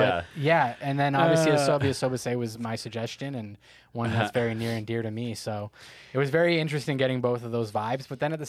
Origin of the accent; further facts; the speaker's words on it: Canada; we're Canadian.